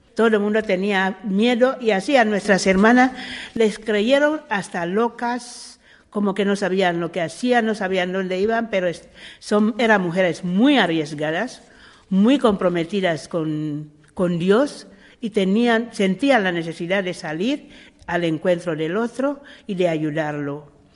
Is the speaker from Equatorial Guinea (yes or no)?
yes; Equatorial Guinea; moved away; also born or lived in Spain; yo soy guineana